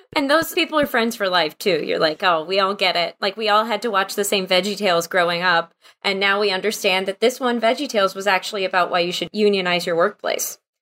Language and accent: English; Wichita Falls, Texas, United States; also born or lived in Houston, Texas / Oklahoma; I was born in Houston and raised in North Texas in Wichita Falls